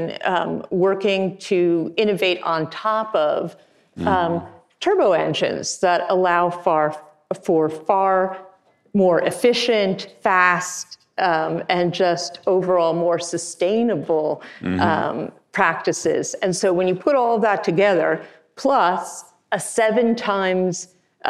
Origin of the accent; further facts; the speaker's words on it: New York, United States; I grew up on the East Coast, in New York